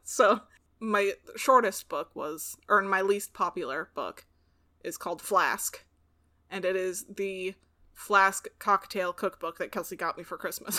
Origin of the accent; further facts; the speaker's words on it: Pacific Northwest, United States; growing up in the Pacific Northwest